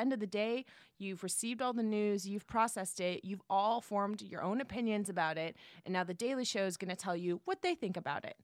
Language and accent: English; San Jose, California, United States; moved away; I'm from the Bay Area, San Jose